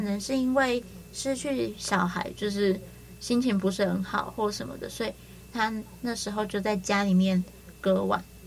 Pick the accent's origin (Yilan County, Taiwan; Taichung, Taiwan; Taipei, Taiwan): Yilan County, Taiwan; 我们移了那边又是比较潮湿的